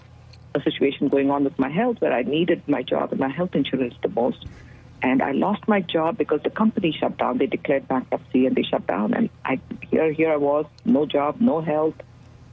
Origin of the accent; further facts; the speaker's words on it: India; moved away as an adult; now in Dallas, United States; I am originally from India, and I came to the U.S. as an immigrant, as a student, to pursue higher education